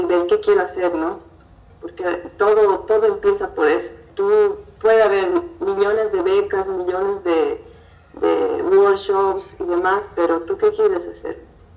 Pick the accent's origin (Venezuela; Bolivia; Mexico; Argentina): Bolivia; como latinoamericana y como boliviana